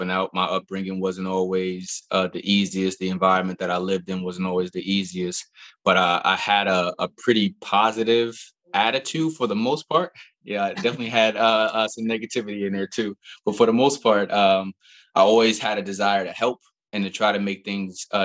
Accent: Albany, New York, United States; now in DC metro area, United States; I'm originally from Albany, New York

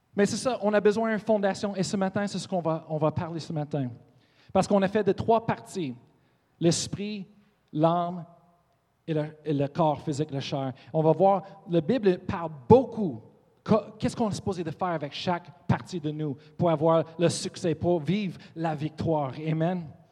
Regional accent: Colorado, United States; French is a second language; moved away; Je viens, de Colorado

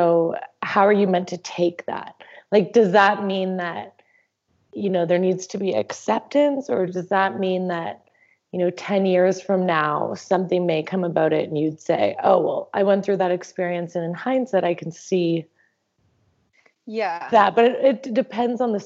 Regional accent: Canada; I'm from Canada

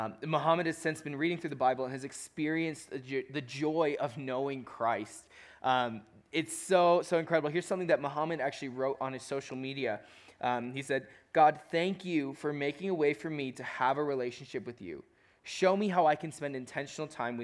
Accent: Chicago, Illinois, United States; I'm from Chicago.

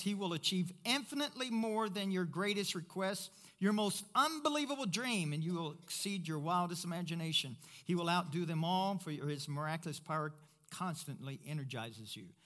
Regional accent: Kentucky, United States; I'm from Kentucky

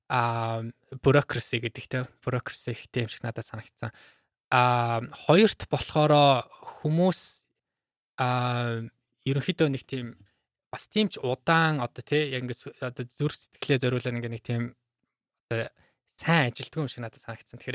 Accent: Mongolia; now in United States; би өөрөө Монголд мэдээж өсч төрсөн тэ Америк явахаас өмнө дандаа Монголд байсан

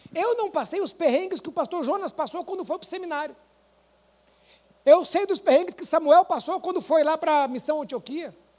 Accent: Maringá, Paraná, Brazil; moved away as an adult; Eu lembro do dia que eu saí de Maringá

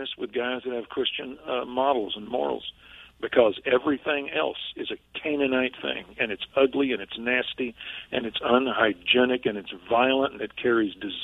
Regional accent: Waco, Texas, United States; That's my hometown

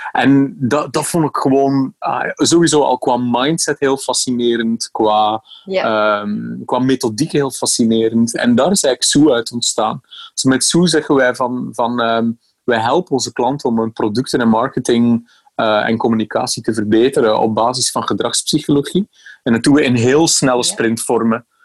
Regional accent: Bruges, Flanders, Belgium; now in Amsterdam, Netherlands; Mijn, mijn accent verraadt iets anders. Hè. Ik eh, ben opgegroeid in de buurt van Brugge in België.

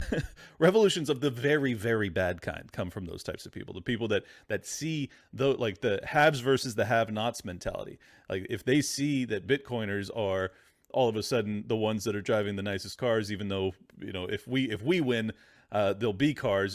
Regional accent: San Diego, California, United States; my hometown of San Diego

